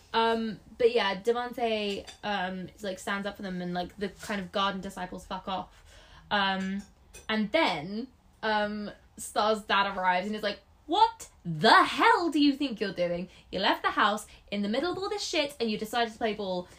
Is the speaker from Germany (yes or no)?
no; England, United Kingdom; also born or lived in Scotland; my family's Scottish. I'm the, one of the black sheep of the family because I was born in England, so I don't have the accent